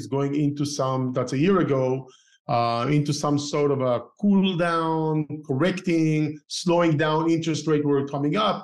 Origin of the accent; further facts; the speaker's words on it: Israel; moved away as an adult; also born or lived in Tel Aviv, Israel / Northern California, United States; now in Southern California, United States; I used to live in Israel, right? And I started investing while I grew up in Israel. While I used to live in Tel Aviv as a young engineer